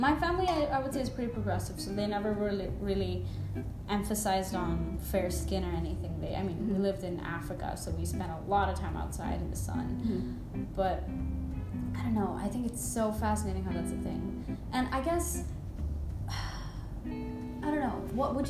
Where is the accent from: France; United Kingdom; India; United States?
India; Even though I am an Indian, I've lived in India, and I understand how prominent and real it is here.